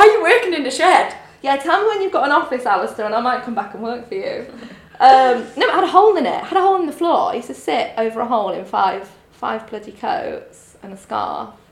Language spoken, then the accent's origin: English; Grimsby, Yorkshire and the Humber, United Kingdom; moved away as an adult; I'm from Grimsby.